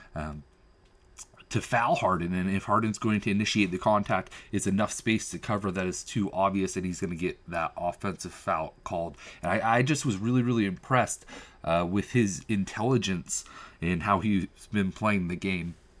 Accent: Seattle, Washington, United States; I'm from Seattle

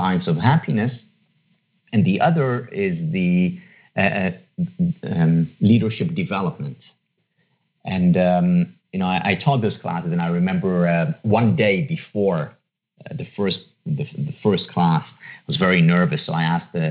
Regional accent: Israel; moved away; I was born and raised in Israel, in a city just outside Tel Aviv

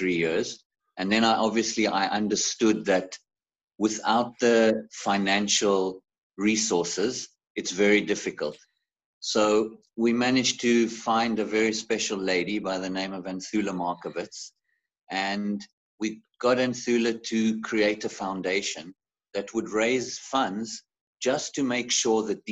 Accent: Zimbabwe; now in South Africa; when I grew up in Africa. I was actually born in Zimbabwe

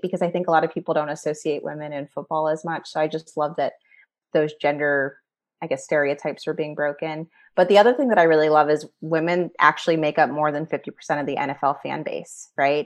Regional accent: New Orleans, Louisiana, United States; moved away as an adult; also born or lived in Washington, District of Columbia, United States; now in Pittsburgh area, United States; I grew up in New Orleans

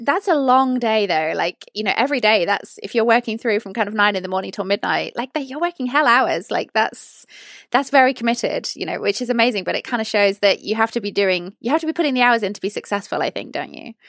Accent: United Kingdom; as a British person

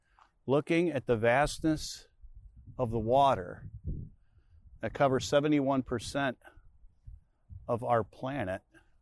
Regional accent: Chicago, Illinois, United States; I grew up on the South Side of Chicago.

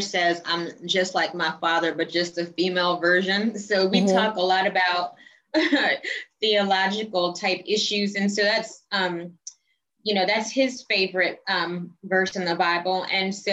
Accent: College Park, Georgia, United States; also born or lived in Jamaica; So I grew up in College Park, East Point, Metro Atlanta. And then my family is originally from Jamaica

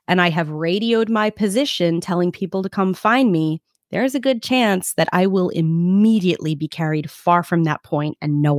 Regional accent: New York City, New York, United States; I'm from Brooklyn.

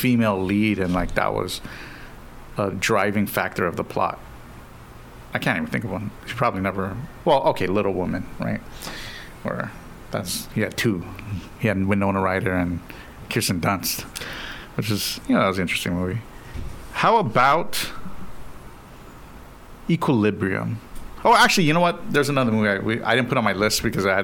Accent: Guam; I'm from Guam

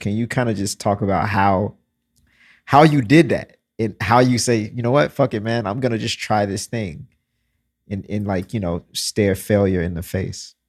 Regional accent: Mississippi, United States; I'm from Mississippi

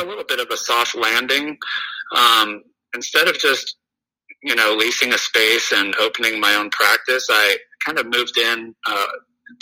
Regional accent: Southern California, United States; So I grew up in Southern California, went to medical school at UC Irvine

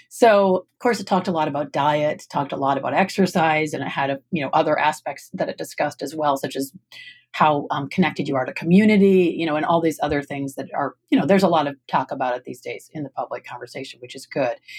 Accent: Michigan, United States; moved away; I'm from Michigan originally

